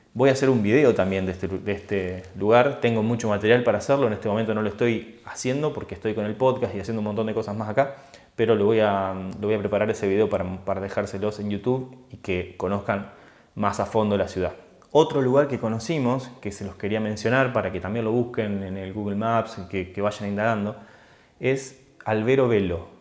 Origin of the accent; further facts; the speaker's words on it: Argentina; moved away as an adult; now in Italy; cuando logré irme de Argentina y estuve un tiempo fuera de mi país